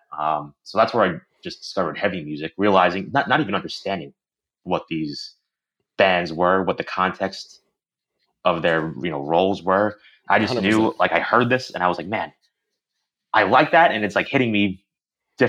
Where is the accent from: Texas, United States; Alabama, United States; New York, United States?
New York, United States; Long Island; I grew up on Long Island